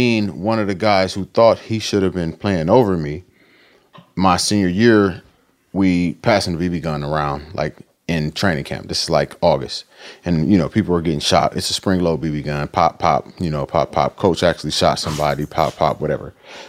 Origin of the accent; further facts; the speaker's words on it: Akron, Ohio, United States; Akron. I'm from Akron.